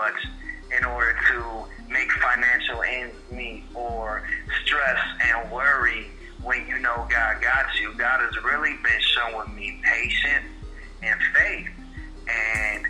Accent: Detroit, Michigan, United States; moved away as an adult; now in Atlanta, United States; 27 years I grew up in Detroit, Michigan, and then 2018 May I moved to Atlanta, Georgia

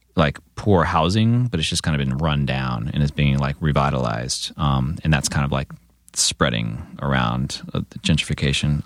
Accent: San Diego, California, United States; moved away as an adult; also born or lived in Santa Cruz; now in Los Angeles, United States; growing up in San Diego

